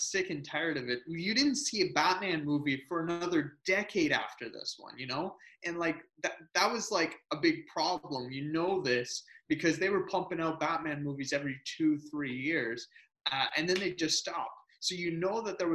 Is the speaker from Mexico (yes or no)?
no; Canada; I'm Canadian.